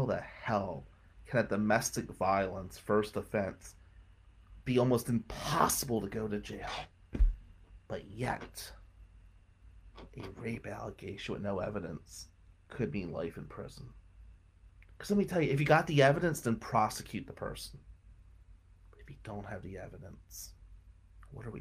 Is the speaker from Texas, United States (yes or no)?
no; Willow Avenue, Michigan, United States; growing up on Willow Avenue